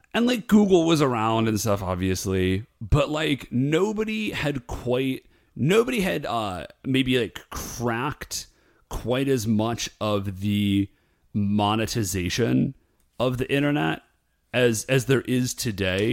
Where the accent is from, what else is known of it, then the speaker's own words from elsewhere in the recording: Ohio, United States; also born or lived in Alabama; technically, I was born in Alabama, but I think of myself as being from Ohio